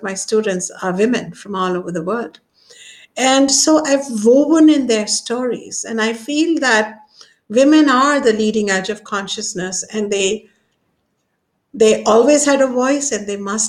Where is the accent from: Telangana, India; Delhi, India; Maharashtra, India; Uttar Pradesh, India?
Uttar Pradesh, India; Ayodhya; my hometown where I come from, Ayodhya